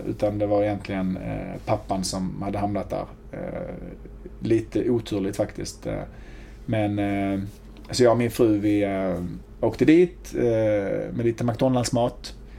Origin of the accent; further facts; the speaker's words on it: Hjärup, Skåne, Sweden; accent: riksskånska; also born or lived in Malmö / Lund; växte upp i Hjärup, mm. ett eh, litet ställe mellan Malmö och Lund